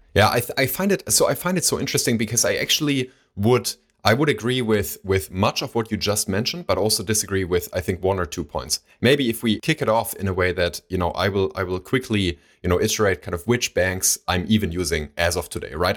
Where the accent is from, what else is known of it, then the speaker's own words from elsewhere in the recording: Baunatal, Hesse, Germany; we still have accounts there. It's, it's a local bank, uh, from my hometown